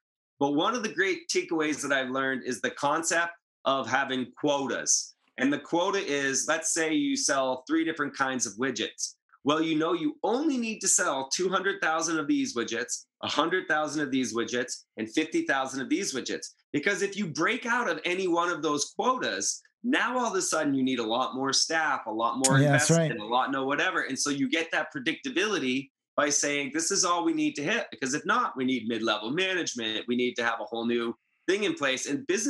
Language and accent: English; Northeast, United States; you know, I'm from the Northeast. That's a different vibe than in Southern California.